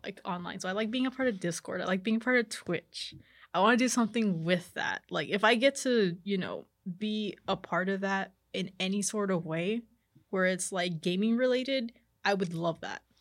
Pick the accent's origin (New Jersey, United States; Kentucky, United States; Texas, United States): Texas, United States; McAllen; also born or lived in Edinburg, Texas / Mercedes, Texas; I was raised in McAllen, I went to high school in Mercedes